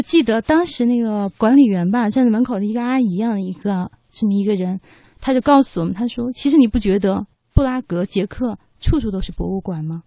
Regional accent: China; 作为中国人吧

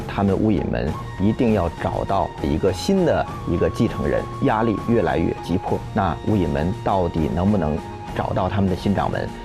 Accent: China; 我们中国人大家都理解的

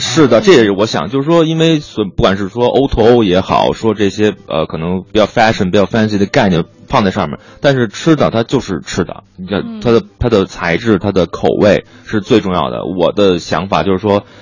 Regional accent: Beijing, China; 我是local的北京人

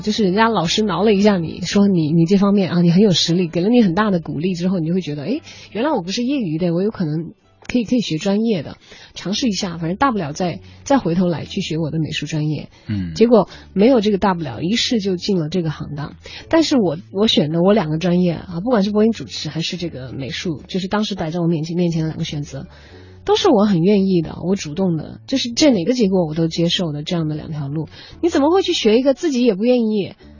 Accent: Chongqing, China; 我们重庆人民广播电台

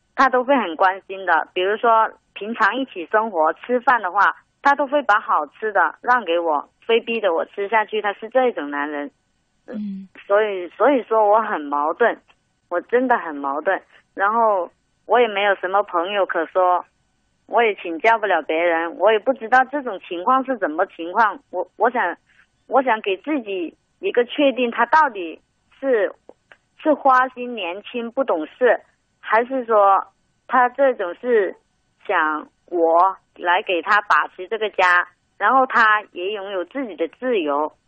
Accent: Guangdong, China; 我们广东人

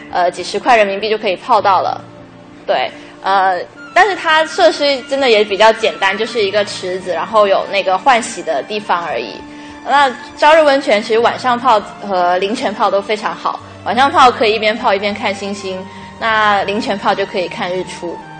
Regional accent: Guangdong, China; 因为我是广东人

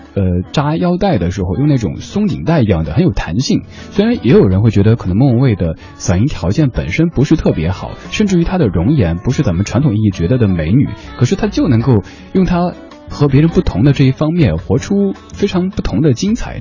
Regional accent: Sichuan, China; accent: Sichuanese; now in Beijing, China; 我的家乡话四川话

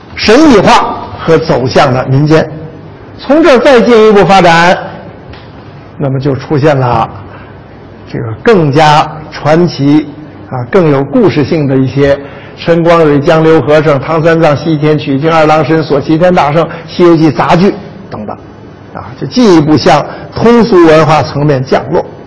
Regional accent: Jiaodong, Shandong, China; 我是胶东人

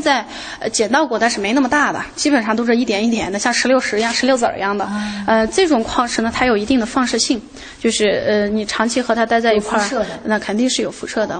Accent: Xinjiang, China; accent: Xinjiang dialect; 我们新疆话

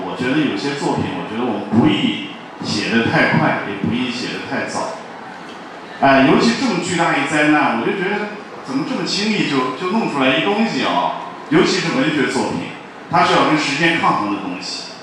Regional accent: Xinjiang, China; moved away; 我在新疆出生长大的，我就又跑到新疆去了，借机回趟老家

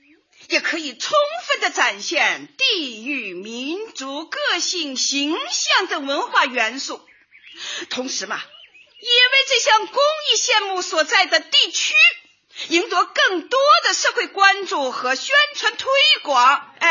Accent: Shanghai, China; 我呀来自上海，我们在座的街坊们都来自不同的城市，但是啊，我觉得不管来自哪个城市，只要大家都在一个小区居住，就是一家人

